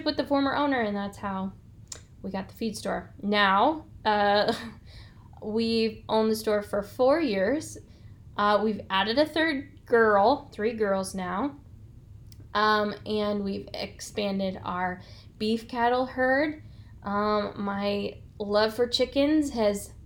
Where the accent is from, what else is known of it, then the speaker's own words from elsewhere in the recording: Germantown Hills, Illinois, United States; I started in a bedroom town outside of Peoria, Germantown